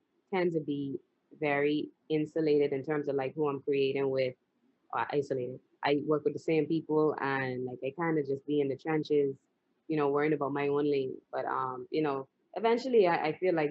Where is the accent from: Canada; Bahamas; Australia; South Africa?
Bahamas; now in United States; I'm from the Bahamas